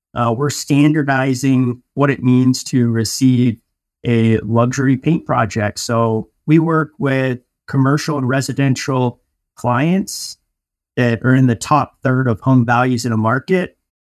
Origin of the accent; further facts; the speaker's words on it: Denver, Colorado, United States; moved away as an adult; also born or lived in Michigan; I'm from Denver, Colorado, and I went to school out of state and at, uh, Michigan State